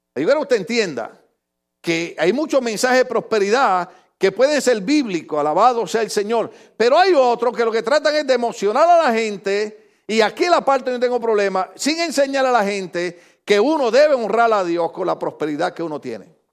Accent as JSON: {"language": "Spanish", "country": "Puerto Rico", "moved": "yes", "said": "allá en mi país, en Puerto Rico"}